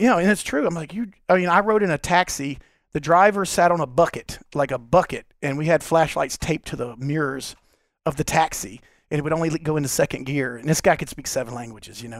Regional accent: Long Beach, Mississippi, United States; I was born here in, uh, in Long Beach, Mississippi

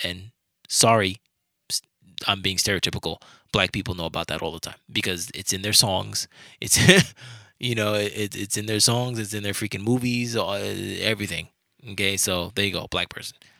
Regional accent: New York, United States; I'm from New York

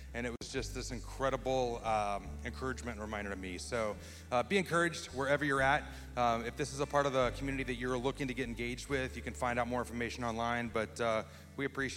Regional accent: Dallas, Texas, United States; I grew up in Dallas

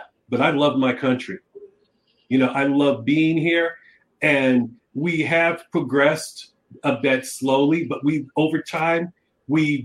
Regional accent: United States; I am an American, but I'm a child of Africa, too, and I'm proud

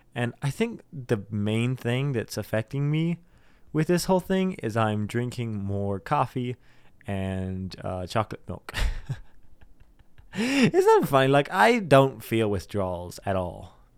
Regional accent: South Dakota, United States; We're from South Dakota.

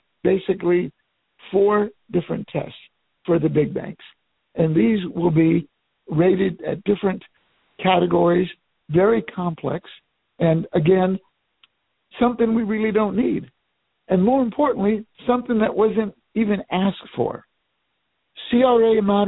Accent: Miami, Florida, United States; my hometown of Miami

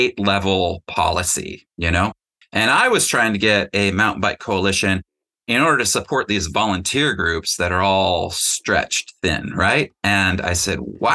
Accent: Stillwater, Minnesota, United States; moved away as an adult; also born or lived in Gunflint Trail, Minnesota; now in Chugiak-Eagle River, United States; I am from Stillwater, Minnesota

